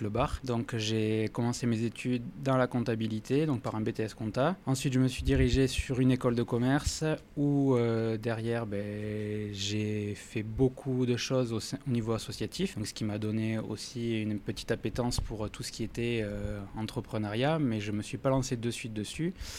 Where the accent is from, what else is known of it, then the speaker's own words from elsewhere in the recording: Toulouse, Occitania, France; also born or lived in Pau; je suis né à Toulouse euh, maintenant il y a 42 ans. J'ai pas quitté ma ville sauf pour les études.